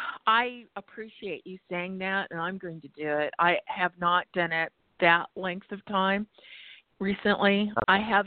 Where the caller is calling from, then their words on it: Arizona, United States; I'm calling you from Arizona.